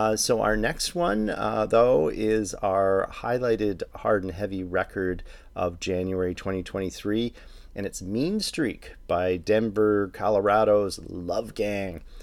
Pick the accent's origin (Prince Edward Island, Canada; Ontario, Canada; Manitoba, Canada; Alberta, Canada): Ontario, Canada; Toronto; my hometown of Toronto